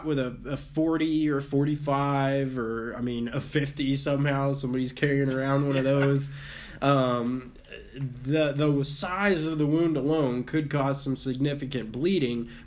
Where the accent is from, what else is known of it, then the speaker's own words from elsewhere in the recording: Texas, United States; I grew up in Texas. We love guns here